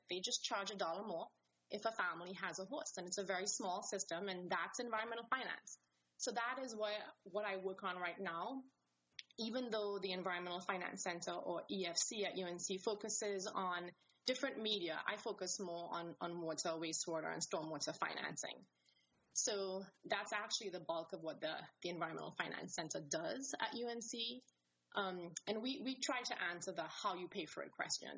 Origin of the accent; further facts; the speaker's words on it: Trinidad & Tobago; moved away; I am from the Caribbean, from a small country called Trinidad and Tobago